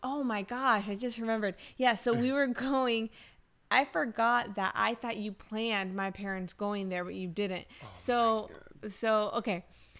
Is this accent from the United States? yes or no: yes; Fort Lauderdale, Florida, United States; So we took our first Fort Lauderdale trip together. {S0} Yep. {S1} It's my hometown, by the way. Shout out to people from South Florida.